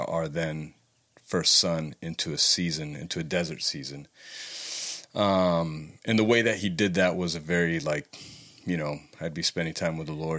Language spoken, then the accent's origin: English; Los Angeles, California, United States; moved away as an adult; now in Santa Barbara, United States; I am from Los Angeles, California.